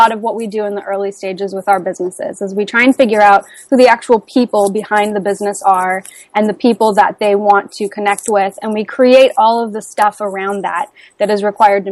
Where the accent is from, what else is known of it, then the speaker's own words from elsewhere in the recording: Midwest, United States; I grew up in the Midwest, where the work ethic values are taught very strongly